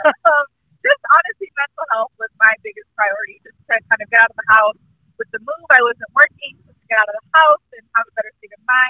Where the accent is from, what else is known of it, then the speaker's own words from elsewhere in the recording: Southern California, United States; moved away as an adult; now in Topeka, United States; I am originally from Southern California, currently in Kansas, Topeka, Kansas